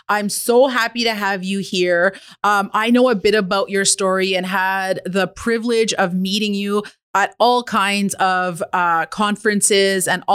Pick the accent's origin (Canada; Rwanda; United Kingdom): Canada; Kitigan Zibi Anishinabeg, Quebec; I'm an entrepreneur from Kittagong, Zibi, and Anishinaabeg